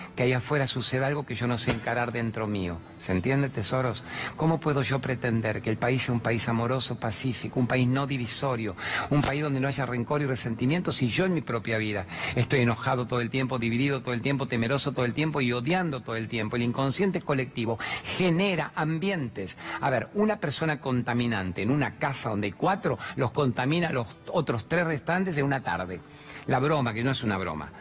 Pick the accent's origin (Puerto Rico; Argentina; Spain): Argentina; Formosa; yo soy del norte de Argentina